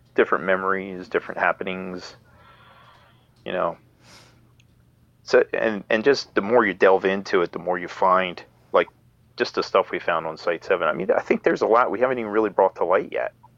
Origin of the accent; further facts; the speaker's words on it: York County, Pennsylvania, United States; growing up in York County